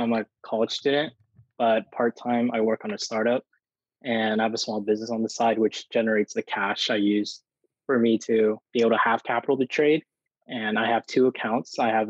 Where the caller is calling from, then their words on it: Houston, Texas, United States; I'm coming from Houston, Texas.